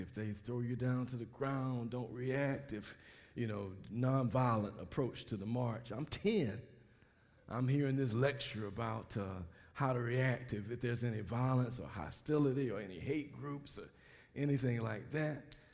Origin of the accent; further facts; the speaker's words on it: Mobile, Alabama, United States; moved away; I grew up in Mobile, Alabama.